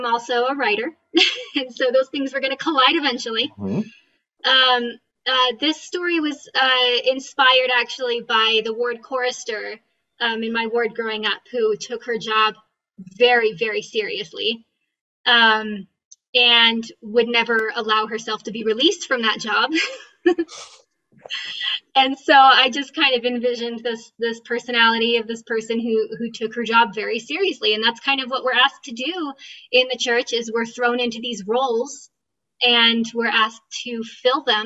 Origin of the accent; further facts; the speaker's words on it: California, United States; moved away as an adult; also born or lived in Utah County, Utah; now in Utah, United States; I grew up in California